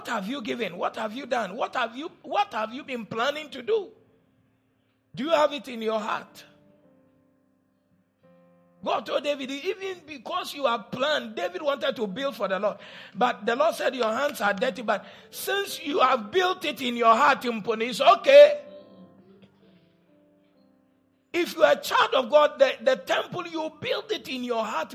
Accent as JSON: {"language": "English", "town": "Cape Coast", "region": "Central Region", "country": "Ghana", "tie": "born or raised there", "said": "When I was growing up in Cape Coast"}